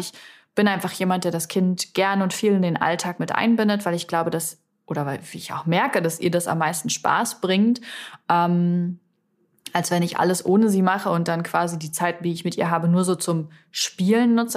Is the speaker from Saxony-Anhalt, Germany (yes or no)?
yes; Salzwedel, Saxony-Anhalt, Germany; moved away; Salzwedel, also meine Heimatstadt